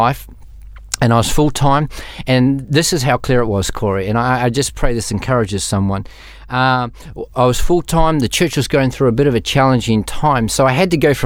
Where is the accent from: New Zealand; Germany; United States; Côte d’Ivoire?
New Zealand; moved away as an adult; also born or lived in Melbourne, Australia; Moved over when I was 19 from New Zealand to Melbourne